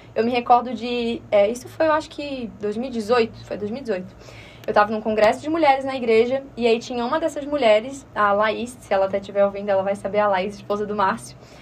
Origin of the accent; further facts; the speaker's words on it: Florianópolis, Santa Catarina, Brazil; accent: manezinho; E nascida, né, aqui em Florianópolis, então manezinha da ilha mesmo, raiz